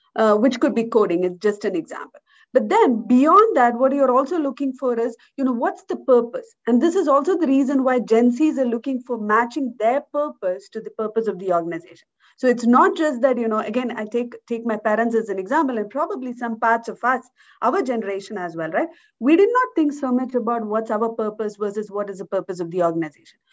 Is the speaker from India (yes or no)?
yes; India; moved away as an adult; now in Switzerland; I was born in India, in a rural part of India, and I grew up in India. Uh, I moved out of India in uh, when I was about 21, 22